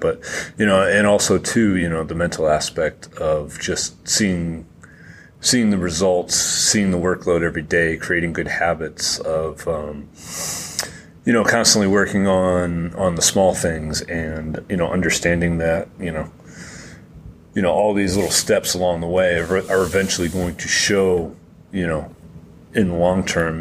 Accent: Massachusetts, United States; I'm from Massachusetts

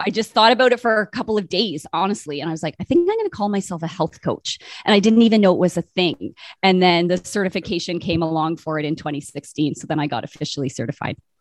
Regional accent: Brockville, Ontario, Canada; now in Winnipeg, Canada; I grew up in Brockville, Ontario, kind of between Toronto

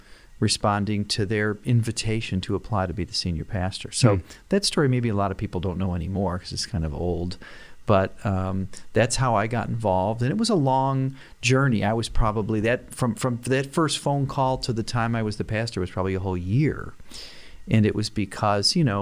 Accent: Rochester, New York, United States; moved away as an adult; also born or lived in Dallas, Texas; I grew up in Rochester in West Irondequoit, not in Penfield

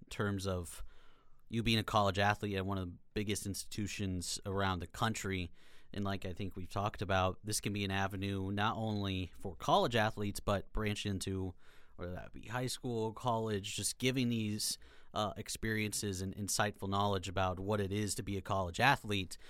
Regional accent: Kearney, Nebraska, United States; now in Lincoln, United States; I am from Kearney, Nebraska, so I'm a Nebraska native. Uh, grown up under the Nebraska umbrella my entire life.

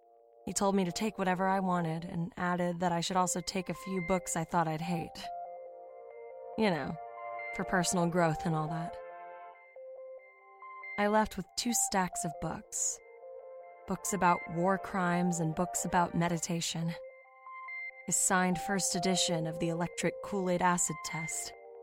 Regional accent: Oklahoma, United States; Back when I was still just a dirty-faced kid growing up in Oklahoma, my hometown, Stonewater, would organize a countywide treasure hunt every summer for the kids.

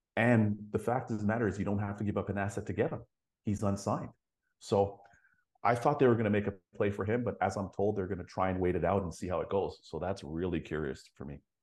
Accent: Toronto, Ontario, Canada; growing up in Toronto

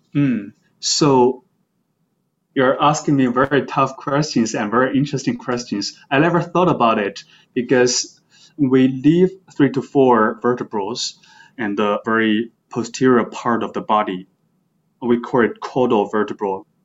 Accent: China; moved away as an adult; also born or lived in Beijing; now in New York, United States; I grew up in China and then I went to Beijing for my undergraduate studies

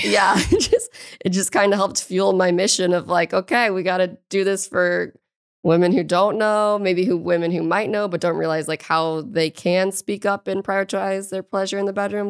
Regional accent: St. Louis, Missouri, United States; I'm from Saint Louis, Missouri

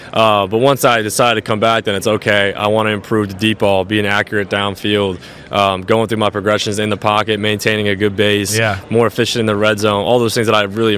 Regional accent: New Jersey, United States; growing up in New Jersey, it gets cold in playoff weather.

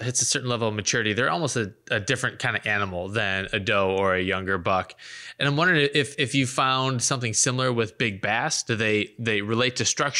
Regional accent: North Central Illinois, United States; I grew up in North Central Illinois

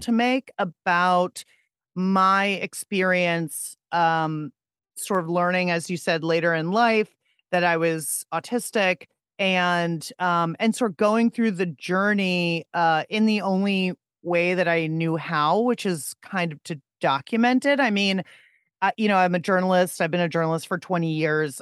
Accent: Pittsburgh, Pennsylvania, United States; I'm from Pittsburgh

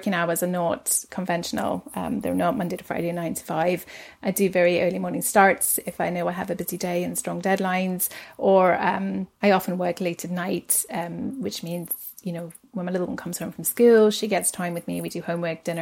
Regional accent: Cape Town, Western Cape, South Africa; moved away as an adult; now in Aberdeen, United Kingdom; I was born in Cape Town, and I moved to Aberdeen 2003

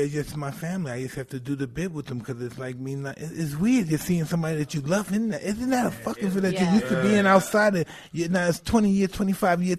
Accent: New York City, New York, United States; I come from Brownsville, so I know bad.

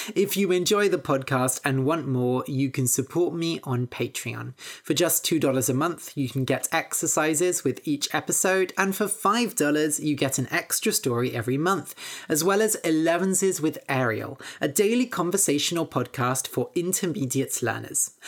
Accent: Bath, South West England, United Kingdom; moved away as an adult; also born or lived in Cambridge; I grew up in Bath, studied in Cambridge, and now have moved down to the southwest of the country.

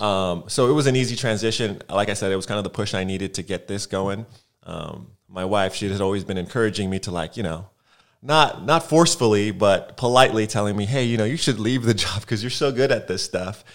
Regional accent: Los Angeles, California, United States; moved away as an adult; now in Atlanta, United States; I'm from Los Angeles. Was here 25 years before I decided to leave

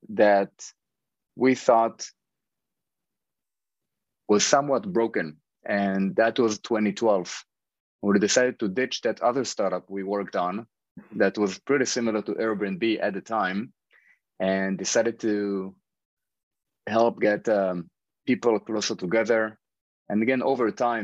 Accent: Israel; moved away as an adult; now in New York, United States; I grew up in Israel. Over the past 10 years, I've been living in New York with my family

